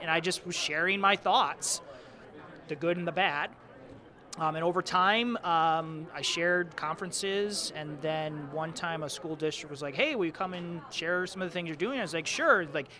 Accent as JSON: {"language": "English", "region": "Michigan", "country": "United States", "said": "I'm from Michigan, so I taught outside of Detroit."}